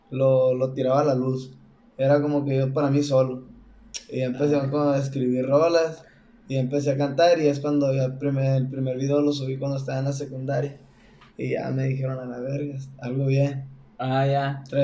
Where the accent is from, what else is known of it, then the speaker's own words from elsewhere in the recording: Navojoa, Sonora, Mexico; now in Guadalajara, Mexico; tengo 22 años. Y, ah, soy de Navajo, Sonora.